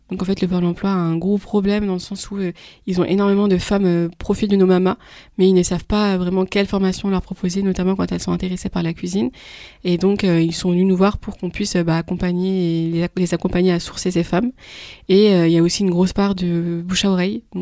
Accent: Île-de-France, France; moi, je venais d'Île-de-France, donc euh, notre réseau, on connaissait des, femmes

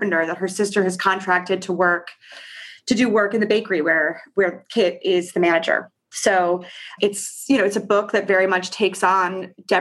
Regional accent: New York, United States; also born or lived in Cincinnati, Ohio; I live in Brooklyn and I'm from New York

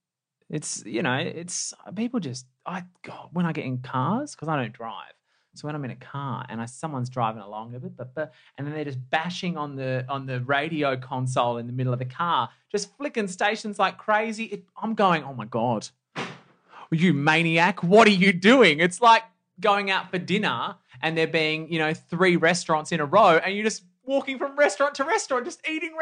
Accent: Perth, Western Australia, Australia; You know, growing up in Perth, I've never had a sense of entitlement

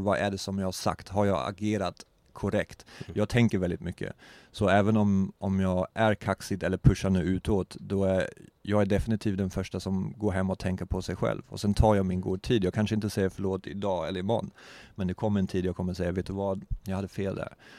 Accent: Germany; Swedish is a second language; moved away; also born or lived in Eksjö, Sweden / Vimmerby, Sweden / Hamburg, Germany / Berlin, Germany; jag är uppvuxen och född bakom muren

